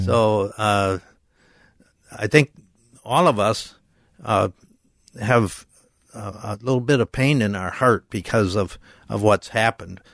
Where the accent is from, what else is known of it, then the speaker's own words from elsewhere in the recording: Minnetonka, Minnesota, United States; moved away as an adult; also born or lived in São Paulo, Brazil; I grew up in Minnetonka, Minnesota